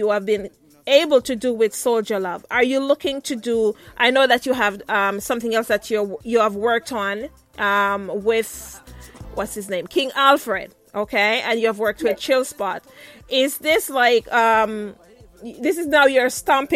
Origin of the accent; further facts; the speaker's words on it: Saint Mary, Jamaica; I'm from St. Mary.